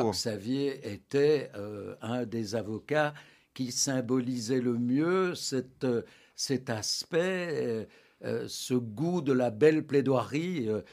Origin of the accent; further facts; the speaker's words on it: Anderlecht, Brussels-Capital Region, Belgium; mon enfance se déroule à Anderlecht à l'ombre du, parc Astrid